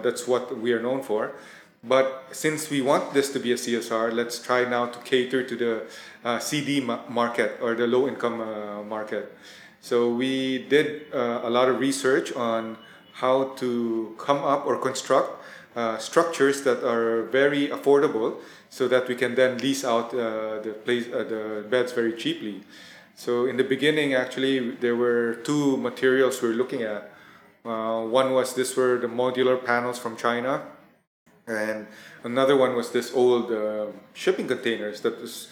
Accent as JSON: {"language": "English", "country": "Philippines", "tie": "born or raised there", "also_born_or_lived": "Thailand", "said": "I was born in Thailand, but my family migrated to the Philippines when I was very young. I think about at five"}